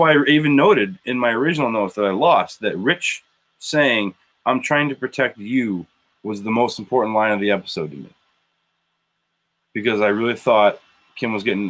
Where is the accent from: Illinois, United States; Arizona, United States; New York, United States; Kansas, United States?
Illinois, United States; Wilmington; I'm from Wilmington, Illinois.